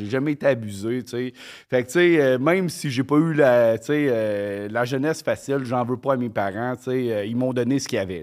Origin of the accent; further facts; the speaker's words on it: Quebec, Canada; also born or lived in Mont-Joli, Quebec / Longueuil, Quebec; on est parti du Mouchiné à Montjoly, dans le Bas-Saint-Laurent